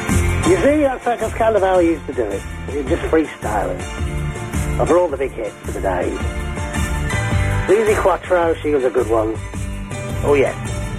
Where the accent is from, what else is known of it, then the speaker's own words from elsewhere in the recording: Stockport, North West England, United Kingdom; I'm actually from Stockport. I'm born and bred in Stockport.